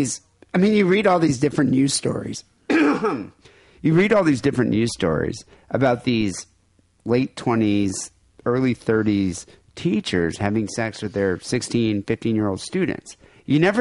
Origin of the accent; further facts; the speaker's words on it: United States; my hometown country, this is our home. It's our country. And we're Americans